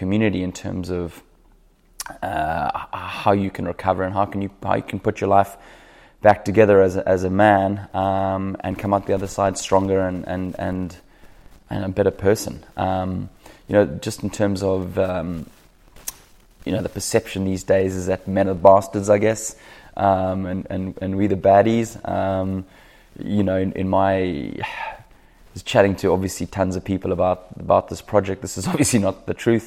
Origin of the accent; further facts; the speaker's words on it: South Africa; moved away as an adult; now in Sunshine Coast, Australia; I'm a South African who now lives on the Sunshine Coast